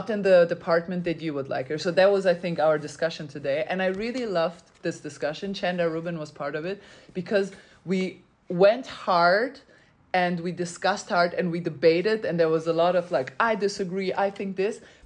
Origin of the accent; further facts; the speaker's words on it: Germany; English is a second language; also born or lived in Serbia; I come from Germany.